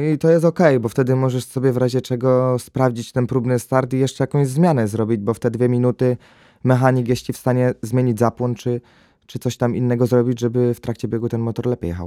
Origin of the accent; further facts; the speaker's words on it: Greater Poland, Poland; jestem z Wielkopolski